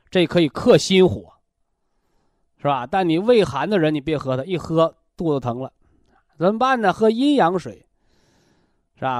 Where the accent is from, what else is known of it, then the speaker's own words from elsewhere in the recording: China; 我们中国人讲叫“毛事在人，成事在天”嘛